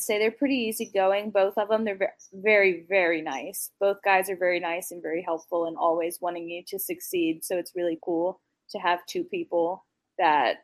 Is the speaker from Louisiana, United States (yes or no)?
yes; New Orleans, Louisiana, United States; moved away as an adult; now in Orlando, United States; I'm originally from New Orleans, Louisiana. I moved out to Orlando now